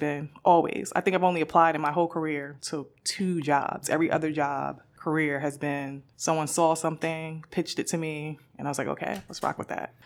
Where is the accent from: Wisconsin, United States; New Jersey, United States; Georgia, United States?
New Jersey, United States; Newark; me growing up in Newark